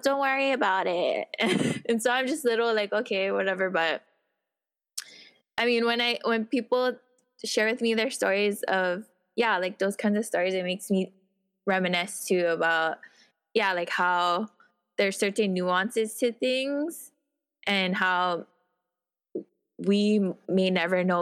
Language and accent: English; Honolulu, Hawaii, United States; now in Kapolei, United States; I grew up when I was younger, I grew up in Papakulea